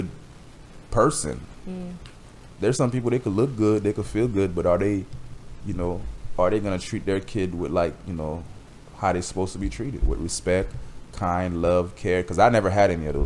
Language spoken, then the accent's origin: English; Miami, Florida, United States; also born or lived in Haiti; I'm from Miami